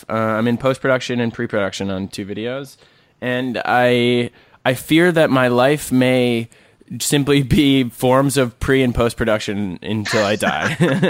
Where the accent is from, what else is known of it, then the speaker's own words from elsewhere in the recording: Minnesota, United States; Vince and I are both Minnesota natives, so we share a border.